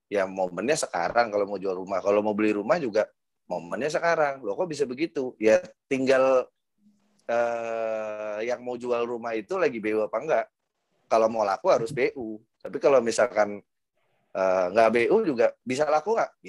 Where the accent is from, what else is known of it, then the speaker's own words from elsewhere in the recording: Jakarta, Indonesia; kebetulan gue dari kecil tinggal di Pondok Indah dulu bokap uh, nyokap gue tinggal di sini